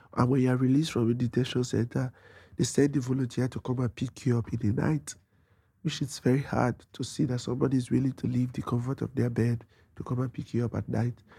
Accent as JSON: {"language": "English", "country": "Nigeria", "moved": "as an adult", "lives_now": "New York City, United States", "said": "When I was fleeing persecution from Nigeria, my mom paid for my flight tickets to leave Nigeria and come to United States."}